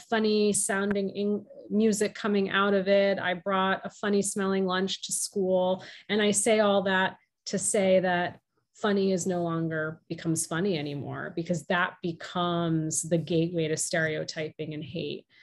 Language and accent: English; outside of Boston, Massachusetts, United States; My younger brother and I were born and raised in the US. And I grew up outside of Boston